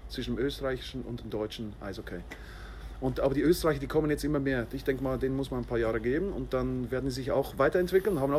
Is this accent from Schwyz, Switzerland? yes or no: yes; Pfäffikon, Schwyz, Switzerland; ich, wir kommen aus der Schweiz, äh, wohnen am schönen Zürichsee, in Pfeffikon, Schweiz